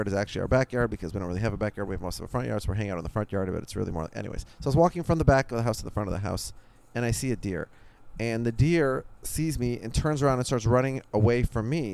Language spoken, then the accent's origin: English; Minneapolis, Minnesota, United States; now in New Jersey, United States; I grew up in Minneapolis, in a suburb of Minneapolis.